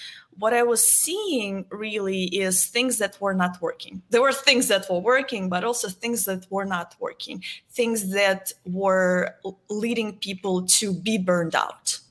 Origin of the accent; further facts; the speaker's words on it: Moscow, Russia; moved away as an adult; now in Dallas, United States; I am originally from Moscow, Russia. I was born and raised there. I've been living in the United States for the last 12 years.